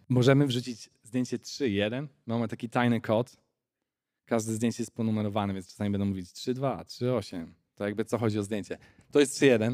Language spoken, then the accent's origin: Polish; Chojnice, Pomeranian Voivodeship, Poland; moved away as an adult; also born or lived in England; now in South Africa; ja pochodzę z Chojnic chyba, tak bym powiedział. Takie mała miejscowość na Pomorzu.